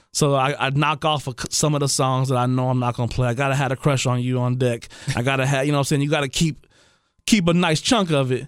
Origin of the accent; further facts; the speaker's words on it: Trotwood, Ohio, United States; We grew up together in Trotwood, you know. Known him since I was probably seven years old.